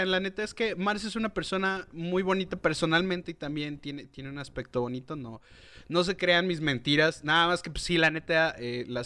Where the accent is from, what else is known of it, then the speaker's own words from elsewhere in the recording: Chihuahua, Mexico; Y le dije, yo soy de Chihuahua, lugar en donde pues nosotros residimos.